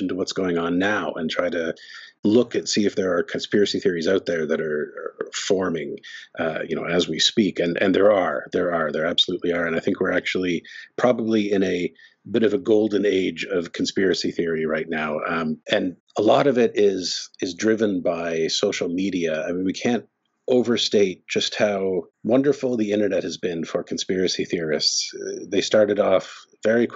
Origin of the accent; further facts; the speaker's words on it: Canada; also born or lived in Ottawa; I'm Canadian. I'm speaking to you from Ottawa